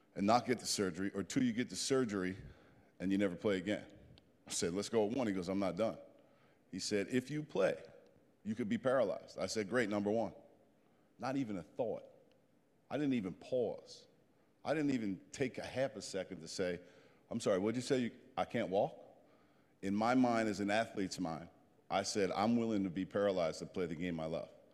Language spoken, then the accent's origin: English; New Jersey, United States; I'm a Jersey boy